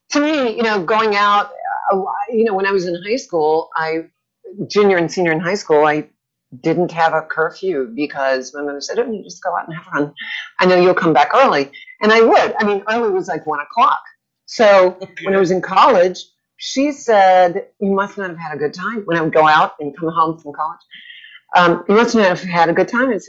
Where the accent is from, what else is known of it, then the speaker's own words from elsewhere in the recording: New Orleans, Louisiana, United States; now in Florida, United States; I'm from New Orleans originally. New Orleans. Born and raised.